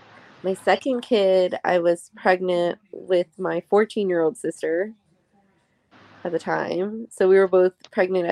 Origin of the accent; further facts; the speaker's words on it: San Antonio, Texas, United States; also born or lived in Southern California; San Antonio, where we were raised in, you know, both me and my ex, we were both raised San Antonio. It's the culture here. It's the Hispanic culture here.